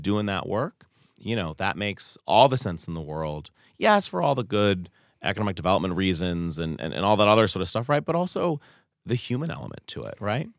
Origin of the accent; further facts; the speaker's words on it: Truro, Massachusetts, United States; growing up in Truro